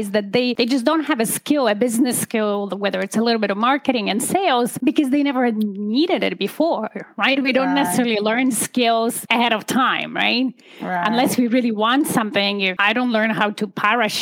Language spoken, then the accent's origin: English; Poland; moved away as an adult; now in Canada; I'm an immigrant. I come originally from Poland, and I immigrated to Canada in 2005. I was about 27, finished university in Poland at the time